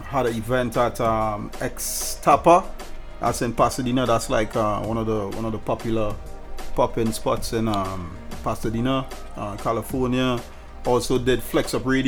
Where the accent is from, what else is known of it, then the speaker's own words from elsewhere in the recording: Moruga, Trinidad & Tobago; accent: Trinidad; moved away as an adult; now in United States; Did a lot of parties in my hometown, Maruga